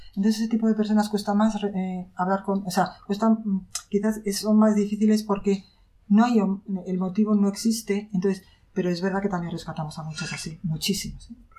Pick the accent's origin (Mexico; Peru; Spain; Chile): Spain; soy española